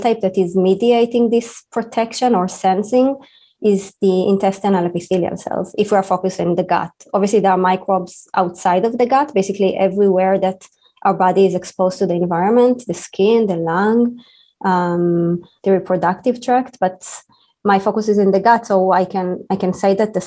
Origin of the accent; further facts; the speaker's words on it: Israel; moved away as an adult; now in United States; I'm an Israeli scientist. I was born in Israel and I was trained in Israel